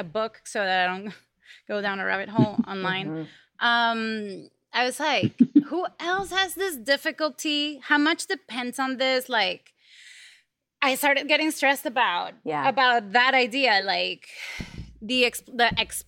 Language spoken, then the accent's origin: English; Venezuela; now in United States; I come from Venezuela